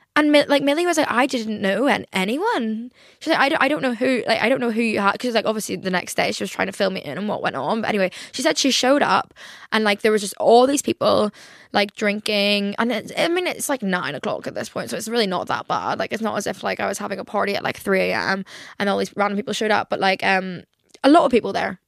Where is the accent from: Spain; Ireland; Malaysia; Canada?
Ireland; now in England, United Kingdom; I moved to England and I was the token Irish friend.